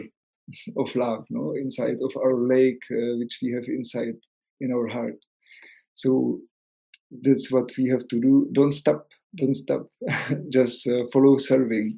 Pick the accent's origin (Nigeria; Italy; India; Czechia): Czechia; English is a second language; moved away as an adult; also born or lived in Spain; I am from Czech Republic, no, I am not from Spain. So I was living some time in Spain